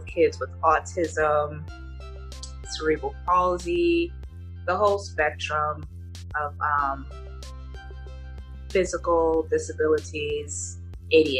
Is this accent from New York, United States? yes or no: no; West Orange, New Jersey, United States; moved away; also born or lived in Newark, New Jersey / Linden, New Jersey; I spent most of my grade school years in West Orange